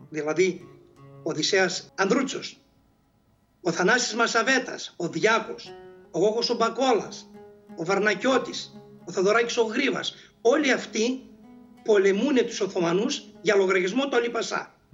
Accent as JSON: {"language": "Greek", "country": "Greece", "said": "Απλώς εμείς ως Έλληνες εκμεταλλευτήκαμε αυτή την αντίθεση"}